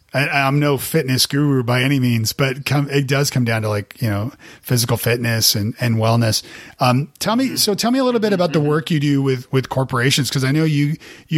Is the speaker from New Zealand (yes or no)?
no; Canada; moved away; also born or lived in Nashville, United States; I'm from Canada originally